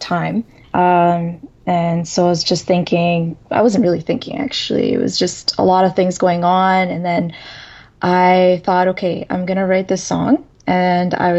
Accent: Saskatchewan, Canada; born or raised there; English is a second language; moved away as an adult; also born or lived in Sudan; now in Toronto, Canada

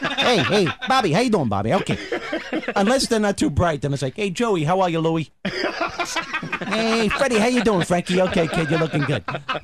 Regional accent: New York City, New York, United States; I'm from Brooklyn.

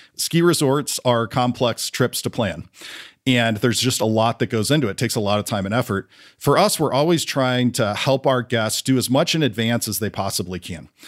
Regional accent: St. Louis, Missouri, United States; I grew up in Saint Louis, Missouri, pretty big family

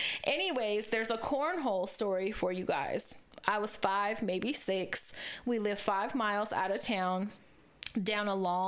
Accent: Corning, California, United States; I was raised in Corning, California.

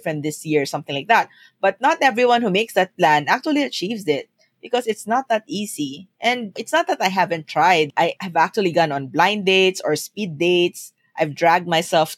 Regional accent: Philippines; moved away as an adult; also born or lived in Singapore; when I moved to Singapore from the Philippines

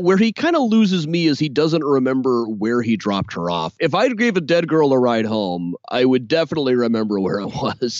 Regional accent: Des Moines, Iowa, United States; moved away as an adult; now in Chicago, United States; growing up in Des Moines

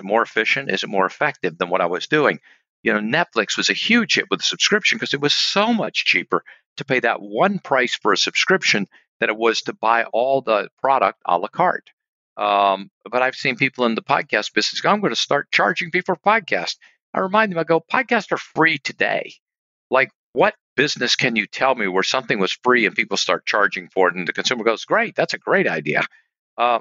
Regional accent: Mississippi, United States; I'm from Mississippi. Preacher's son, not a college graduate.

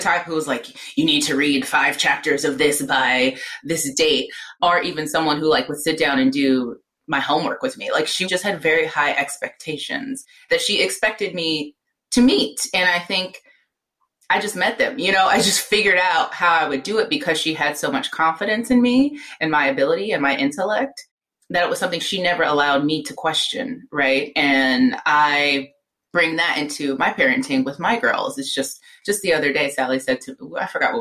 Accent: Avalon, California, United States; also born or lived in Los Angeles, California; And we're from Southern California, Los Angeles, South Central

